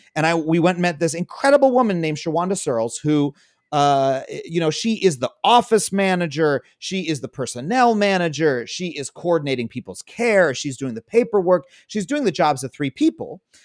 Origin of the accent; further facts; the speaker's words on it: Long Island, New York, United States; I grew up on Long Island